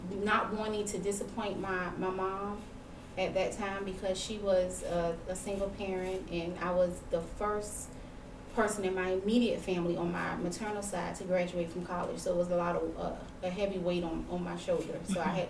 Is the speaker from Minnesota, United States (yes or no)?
no; Savannah, Georgia, United States; also born or lived in Augusta, Georgia; I'm a Savannah native. I'm born and raised in Savannah, moved away.